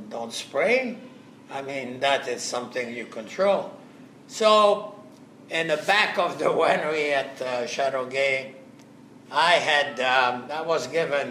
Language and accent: English; Algeria; moved away as an adult; also born or lived in France; now in Canada; I was born in Algeria. My ancestry goes right back to France.